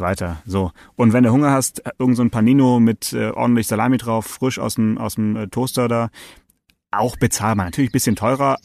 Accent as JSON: {"language": "German", "region": "Swabia", "country": "Germany", "said": "ich bin Schwabe"}